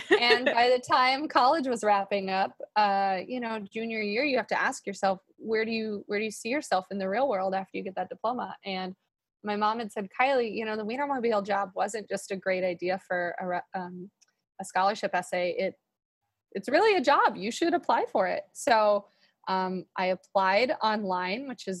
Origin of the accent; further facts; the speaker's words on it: Madison, Wisconsin, United States; I'm from Madison, Wisconsin